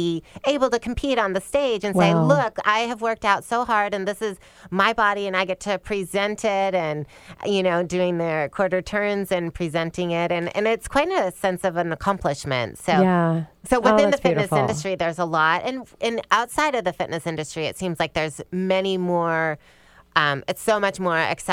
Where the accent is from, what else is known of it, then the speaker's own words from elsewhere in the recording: Michigan, United States; moved away as an adult; also born or lived in East Lansing, Michigan / Atlanta, Georgia; I grew up in Michigan